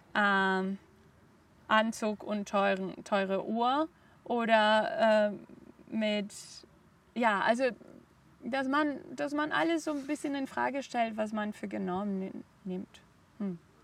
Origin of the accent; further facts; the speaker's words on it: Barcelona, Catalonia, Spain; German is a second language; moved away as an adult; also born or lived in Germany / Hong Kong; Ich bin in Barcelona aufgewachsen, habe auch dort gelebt, bis ich 24 war.